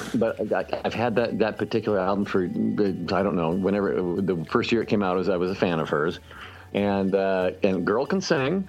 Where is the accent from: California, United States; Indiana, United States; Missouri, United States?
Indiana, United States; Indianapolis; when I was growing up in Indianapolis